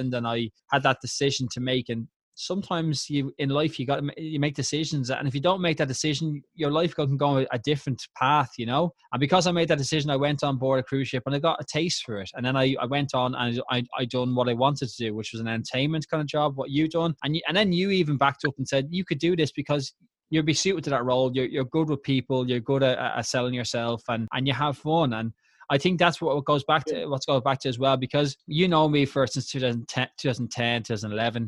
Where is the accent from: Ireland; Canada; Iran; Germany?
Ireland; Dublin, Leinster; I'm from Tala, I'm from Tala, and Tala gets a reputation.